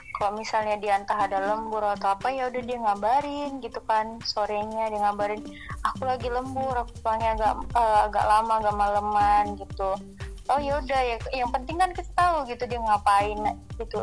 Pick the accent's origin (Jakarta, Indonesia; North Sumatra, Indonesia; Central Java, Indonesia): North Sumatra, Indonesia; Medan; Asalnya dari Medan